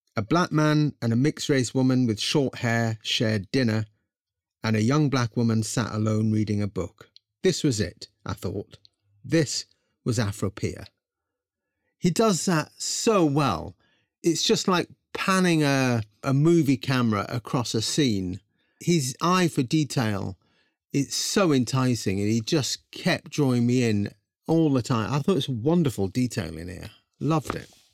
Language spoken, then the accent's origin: English; England, United Kingdom; born or raised there